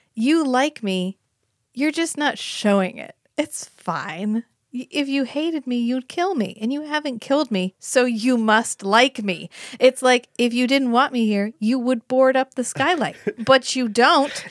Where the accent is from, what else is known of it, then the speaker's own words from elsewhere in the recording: United States; I'm from America, I am American